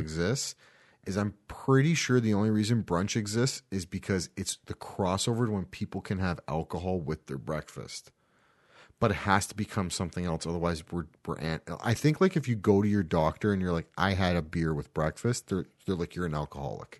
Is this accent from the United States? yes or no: no; Canada; Being that we're Canadian